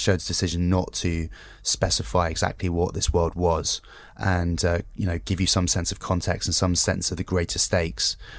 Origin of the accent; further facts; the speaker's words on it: United Kingdom; as a Brit